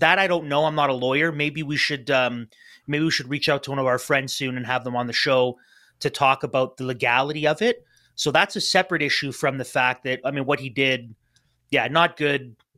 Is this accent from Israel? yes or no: no; Canada